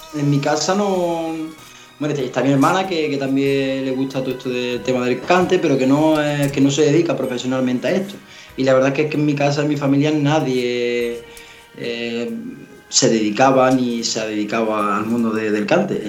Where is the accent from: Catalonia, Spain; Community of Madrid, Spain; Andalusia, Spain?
Andalusia, Spain; Navas de San Juan; en mi pueblo, en Nava de San Juan.